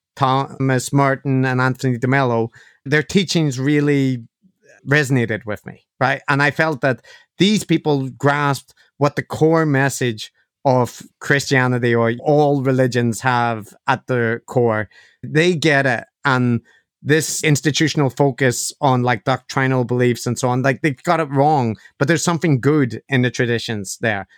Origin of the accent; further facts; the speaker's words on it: Ireland; being Irish is a part of how I see myself